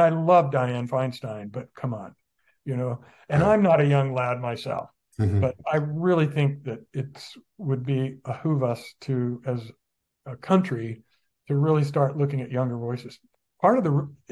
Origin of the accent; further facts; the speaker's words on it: Santa Maria, California, United States; also born or lived in San Francisco; now in Santa Barbara, United States; I grew up in Santa Barbara County, mostly in Santa Maria